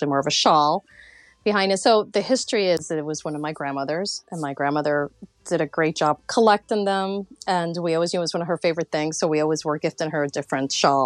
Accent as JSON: {"language": "English", "region": "Florida", "country": "United States", "tie": "born or raised there", "also_born_or_lived": "New York City, United States / Colombia / Mexico / San Francisco, United States"}